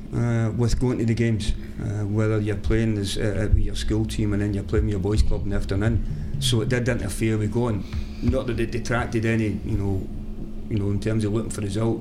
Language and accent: English; Glasgow, Scotland, United Kingdom; the wee village, which is right at the edge of Glasgow